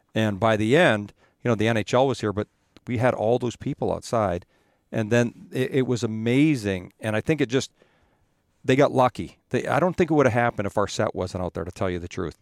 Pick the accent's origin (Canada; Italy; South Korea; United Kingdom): Canada; Edmonton, Alberta; moved away; I grew up in Edmonton